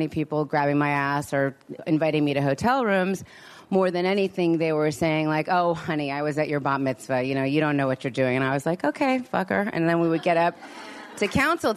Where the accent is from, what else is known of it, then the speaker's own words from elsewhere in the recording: Los Angeles, California, United States; I'm from Los Angeles